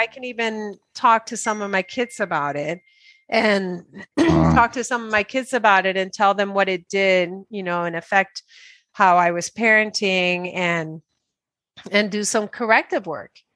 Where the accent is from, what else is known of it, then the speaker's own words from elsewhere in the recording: Dominican Republic; English is a second language; moved away; also born or lived in New York, United States; I came from Dominican Republic and I went to New York